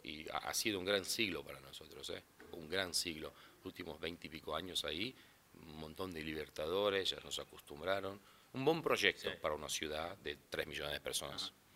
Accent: southern Brazil, Brazil; first language Portuguese; Spanish is a second language; also born or lived in Florida, United States; yo soy de los tres estados abajo a San Pablo. yo digo que soy de la Filadelfia de Brasil

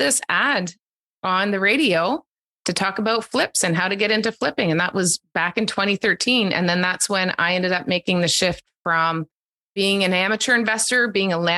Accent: East Coast of Canada, the Maritimes, Canada; moved away as an adult; also born or lived in Calgary; now in Ontario, Canada; I grew up on the East Coast of Canada and the Maritimes

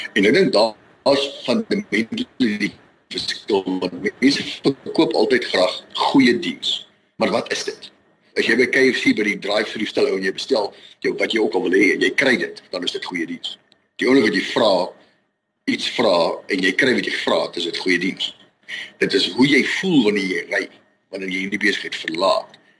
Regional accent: Vereeniging, Gauteng, South Africa; moved away as an adult; now in Rustenburg, South Africa; gebore en getoe gewees in Vereniging

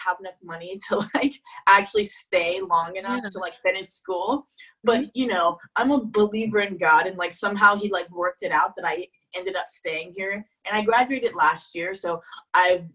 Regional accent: Falls Church, Virginia, United States; moved away as an adult; also born or lived in Provence, France; now in Paris, France; I'm originally from Virginia, Falls Church, Virginia, and I'm currently living in Paris

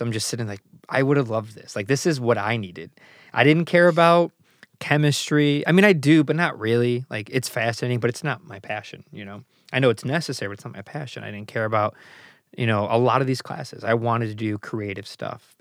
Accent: Chicago, Illinois, United States; being an American, born and raised in Chicago

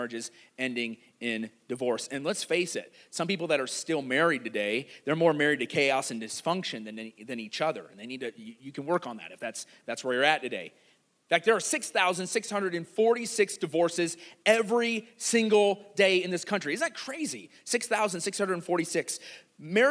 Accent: Iowa, United States; I grew up in Iowa

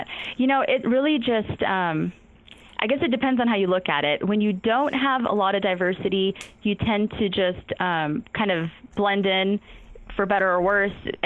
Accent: Reno, Nevada, United States; also born or lived in Denver, Colorado / Pakistan / Los Angeles, California; now in Waco, United States; I grew up in Reno, Nevada

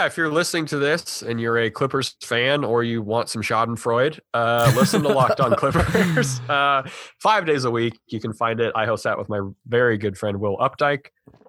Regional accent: Montana, United States; I'm from Montana.

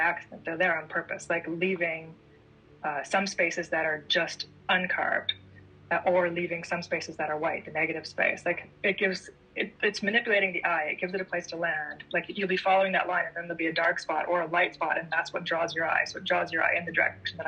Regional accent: Ontario, Canada; being from Ontario and being Canadian

